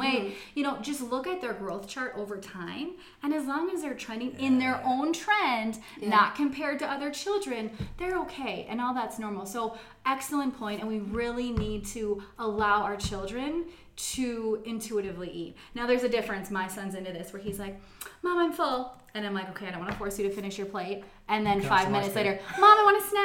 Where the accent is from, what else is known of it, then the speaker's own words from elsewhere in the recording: United States; I'm American here